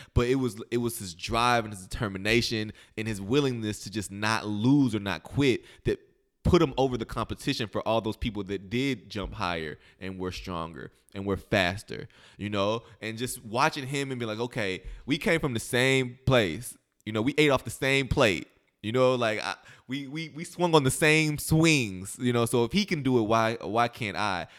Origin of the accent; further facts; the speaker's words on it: Metropolis, Illinois, United States; moved away as an adult; also born or lived in Kentucky; now in Los Angeles, United States; I grew up in Illinois, first through eighth grade. I went to school in, in, in Metropolis, Illinois.